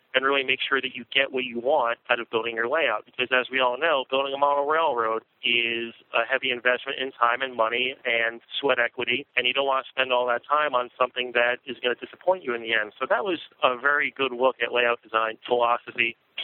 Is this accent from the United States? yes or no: yes; the East, East Coast, United States; what I'm used to growing up in the East